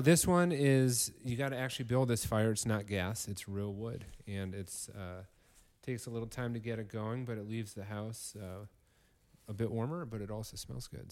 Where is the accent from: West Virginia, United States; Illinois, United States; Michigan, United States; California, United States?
Illinois, United States; Northern; Illinois, Northern Illinois, six foot three